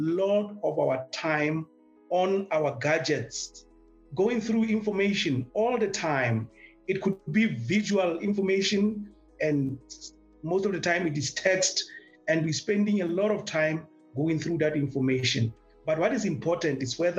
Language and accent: English; Lesotho; I'm from the Mountain Kingdom of Lesotho.